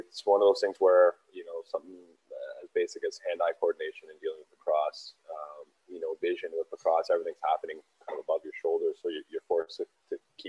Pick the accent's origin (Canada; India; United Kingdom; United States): Canada; Brampton, Ontario; I grew up playing both in Brampton the whole way up.